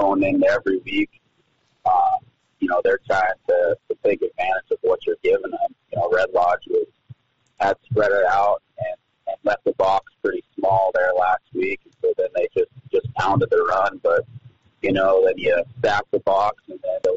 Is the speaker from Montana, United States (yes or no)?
yes; Billings, Montana, United States; I grew up in Billings